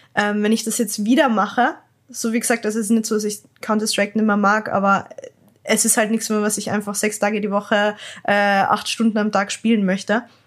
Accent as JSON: {"language": "German", "town": "Klagenfurt", "region": "Carinthia", "country": "Austria", "said": "ich bin halt ähm, aus Österreich, Klagenfurt und bei uns hat's ganz ehrlich nicht so viele Leute geben in der Umgebung"}